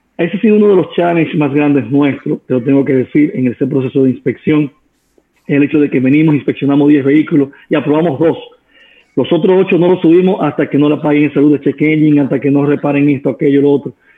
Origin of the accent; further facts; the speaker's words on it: Dominican Republic; Somos dominicanos